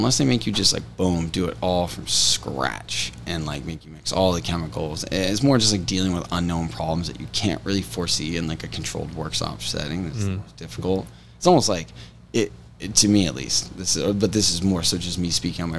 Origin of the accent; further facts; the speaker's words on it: Oshawa, Ontario, Canada; I grew up in Oshawa, Ontario